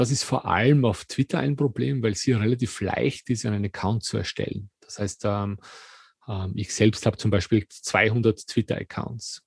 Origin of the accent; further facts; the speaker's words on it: Austria; in Österreich, wo ich aufgewachsen bin